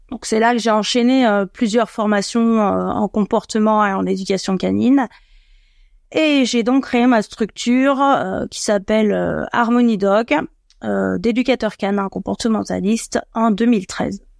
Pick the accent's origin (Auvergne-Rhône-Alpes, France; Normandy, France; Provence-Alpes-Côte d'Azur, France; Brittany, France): Auvergne-Rhône-Alpes, France; Annecy; moved away as an adult; now in Paris region, France; J'ai 44 ans, je suis originaire d'Annecy, mais je vais en région parisienne depuis une dizaine d'années.